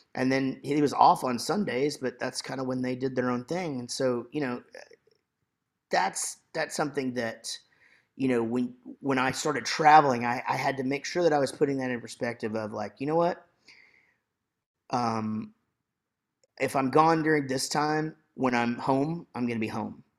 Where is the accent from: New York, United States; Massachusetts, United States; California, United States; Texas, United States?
Texas, United States; Wichita Falls; I grew up in Wichita Falls, Texas.